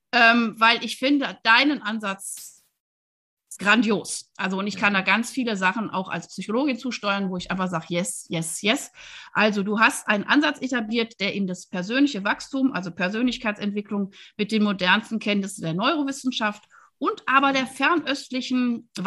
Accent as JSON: {"language": "German", "town": "Wuppertal", "region": "North Rhine-Westphalia", "country": "Germany", "said": "Aber ich bin ja Wuppertalerin und ich komme auch aus der Südstadt"}